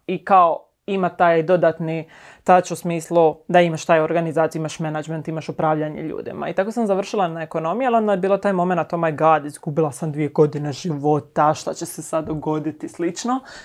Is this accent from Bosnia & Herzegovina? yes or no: no; Šibenik, Šibenik-Knin County, Croatia; moved away as an adult; now in Zagreb, Croatia; inače sam iz Šibenika, mhm. mislim da se to jako jasno čuje.